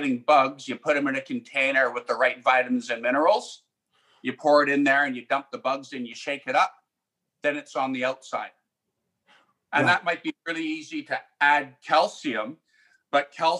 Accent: Delta, British Columbia, Canada; where I grew up in South Delta

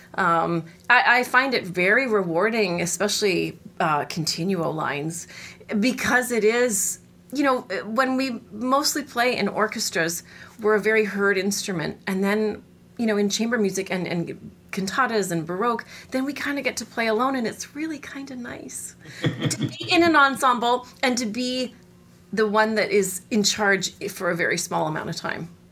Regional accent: Winnipeg, Manitoba, Canada; moved away as an adult; now in Austin, United States; I'm originally from Canada, from the Great White North of Winnipeg, Manitoba

